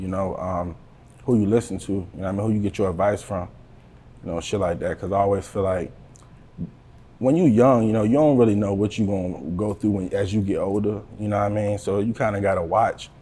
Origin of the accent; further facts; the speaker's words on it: Buckingham, Virginia, United States; I'm from the Buck, you know what I mean? Buckingham, Virginia, 434, you know. That's where I come from.